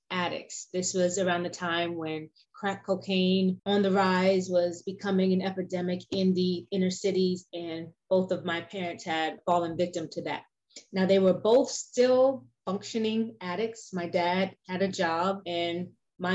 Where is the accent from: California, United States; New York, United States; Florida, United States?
New York, United States; New York City; I was born in Brooklyn, New York, in a part of Brooklyn called Bedford-Stuyvesant, which back in those days was one of the rougher areas in Brooklyn. Right now it's getting gentrified, so it's kinder and gentler in some areas, but not so much when I was growing up there.